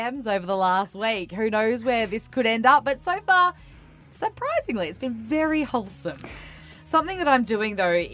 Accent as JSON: {"language": "English", "region": "Queensland", "country": "Australia", "said": "I'm from Queensland."}